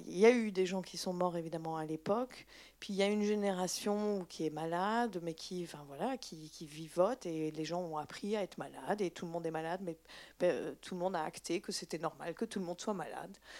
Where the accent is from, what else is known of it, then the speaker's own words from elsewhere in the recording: Belgium; je suis belge